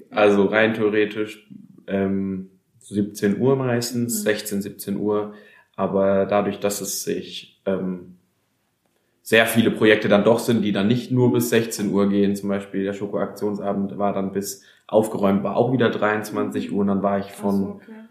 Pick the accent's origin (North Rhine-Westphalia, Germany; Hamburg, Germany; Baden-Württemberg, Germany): Baden-Württemberg, Germany; Breisach; Ich komme aus Breisach und wir sitzen hier in unserem Jugendraum in Freiburg, im Jugendwerk Freiburg.